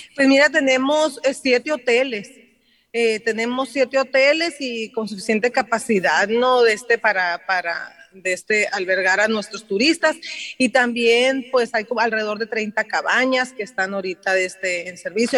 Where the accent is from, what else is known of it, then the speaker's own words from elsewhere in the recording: Yécora, Sonora, Mexico; also born or lived in Ciudad Obregón; yo soy nativa de de Yécora, mi mamá es de Guzamopa, pero mi papá es de, es de Yécora, allí nací yo en Yécora, Allí cursé mi primaria y mi secundaria